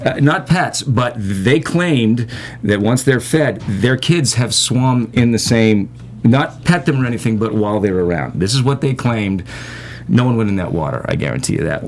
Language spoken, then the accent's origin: English; Boston, Massachusetts, United States; moved away; Originally, I'm from the Boston area